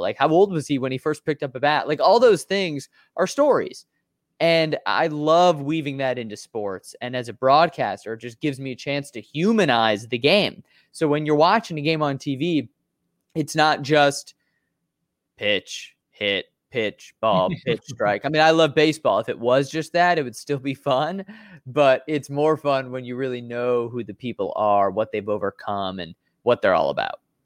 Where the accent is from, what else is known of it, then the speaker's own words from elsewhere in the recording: Chicago, Illinois, United States; I'm a Chicagoan. I've, I've been here my whole life in Chicago, born and raised in the north suburbs